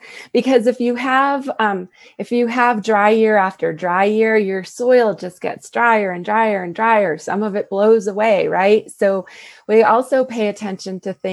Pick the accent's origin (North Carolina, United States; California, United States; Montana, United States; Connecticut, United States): Connecticut, United States; now in New Mexico, United States; I grew up in Connecticut, and that's where my mom still lives